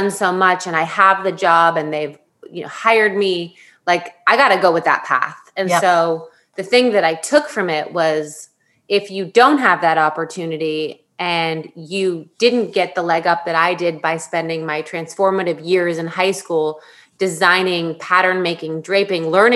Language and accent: English; Florida, United States; moved away as an adult; also born or lived in San Diego, California; now in New York City, United States; I was born in San Diego. And then we were transplants to Florida for about 8 years before I hightailed it out of there at the age of 18